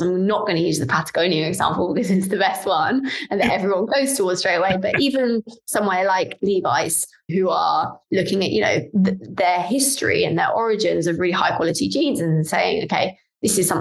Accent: London, United Kingdom; I'm from London, I'm a Londoner

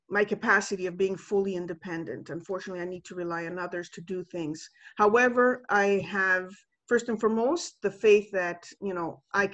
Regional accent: Canada; moved away as an adult; also born or lived in Italy; I just came back home because I was born and raised here in Canada.

